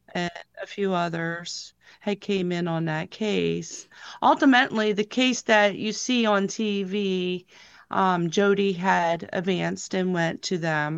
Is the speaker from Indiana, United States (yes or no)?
no; Lewisburg, Pennsylvania, United States; also born or lived in Williamsport, Pennsylvania; I'm from Lewisburg, Pennsylvania